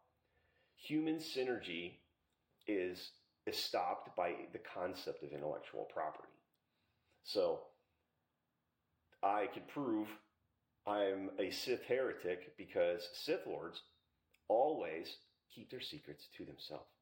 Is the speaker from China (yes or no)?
no; Little Valley, Pennsylvania, United States; I'm from Little Valley in Pennsylvania